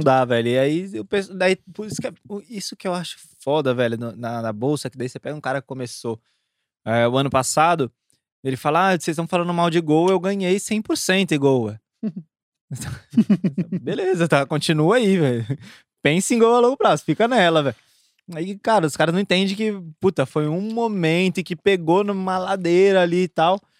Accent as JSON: {"language": "Portuguese", "region": "São Paulo", "country": "Brazil", "moved": "yes", "lives_now": "Goiânia, Brazil", "said": "Que eu tô morando em Goiânia, sou de São Paulo"}